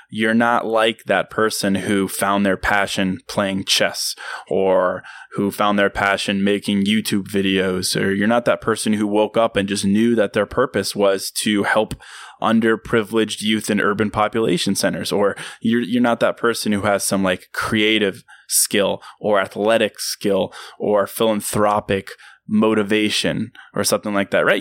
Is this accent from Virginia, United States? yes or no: yes; Virginia, United States; my hometown in Virginia